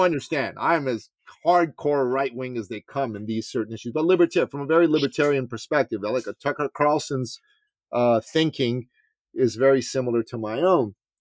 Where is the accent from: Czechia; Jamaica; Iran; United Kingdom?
Iran; moved away; I'm from Iran